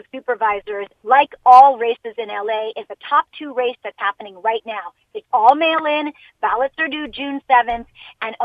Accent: Jamaica; now in United States; I'm an immigrant from Jamaica

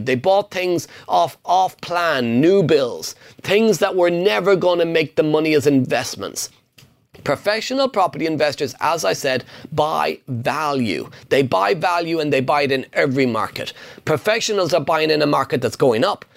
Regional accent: Ireland; English is a second language; I'm Irish. English is my second language

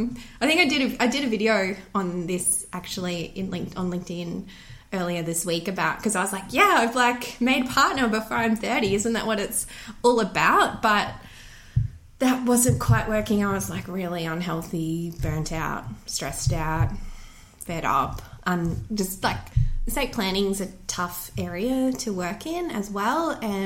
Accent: Bundaberg, Queensland, Australia; now in Brisbane, Australia; I grew up in Bundy. I'm a Bundaberg girl.

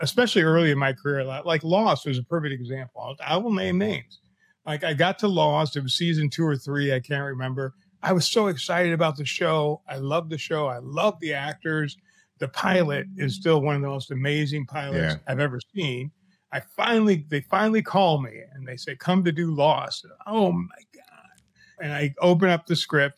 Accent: Chicago, Illinois, United States; Chicago, my hometown

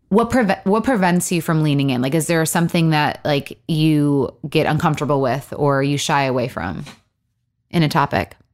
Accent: Michigan, United States; also born or lived in Los Angeles; now in Nashville, United States; I'm from Michigan.

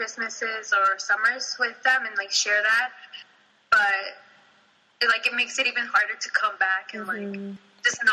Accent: Santa Barbara, California, United States; first language Spanish; English is a second language; also born or lived in Mexico City, Mexico; growing up in Santa Barbara, thankfully we grew up in mostly Latino neighborhoods and communities

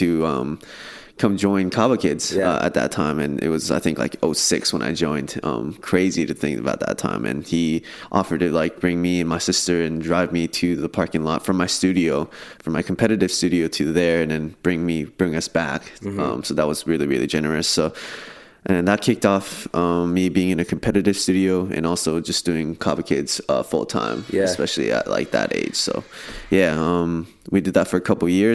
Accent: Irvine, California, United States; I grew up in Irvine, California. I'm a proud OC native right there

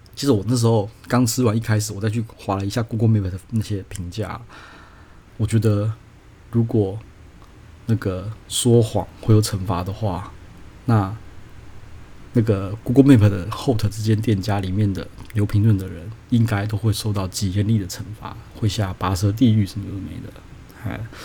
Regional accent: Taiwan; 我这个台湾人

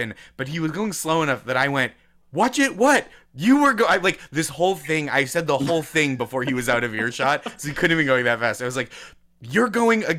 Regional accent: Boston, Massachusetts, United States; moved away as an adult; now in New York, United States; I'm from Massachusetts. Yeah, I grew up around Boston.

